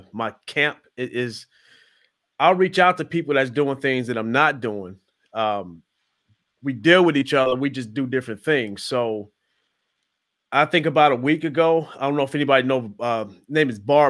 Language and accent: English; Midwest, United States; now in Atlanta, United States; Growing up in the Midwest